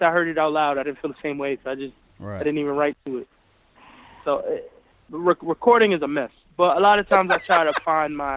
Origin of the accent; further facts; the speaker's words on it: New York City, New York, United States; I'm from the Boogie Down Bronx